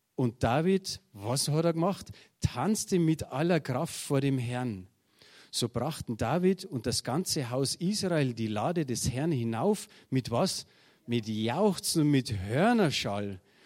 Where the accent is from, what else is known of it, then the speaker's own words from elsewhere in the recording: Germany; wir sind halt Deutsche